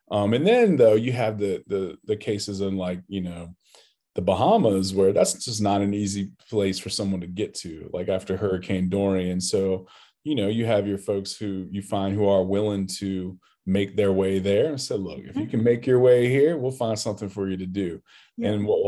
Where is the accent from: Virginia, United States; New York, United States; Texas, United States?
Virginia, United States; Newport News; I'm from Newport News, Virginia, Southeast